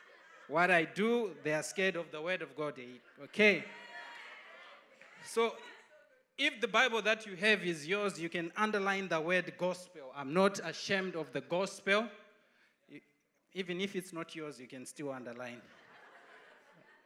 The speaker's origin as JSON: {"language": "English", "country": "Zimbabwe", "moved": "yes", "said": "I'm from Zimbabwe"}